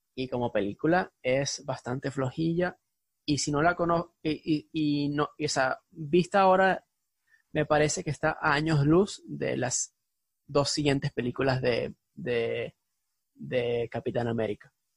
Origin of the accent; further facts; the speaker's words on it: Venezuela; venimos de Venezuela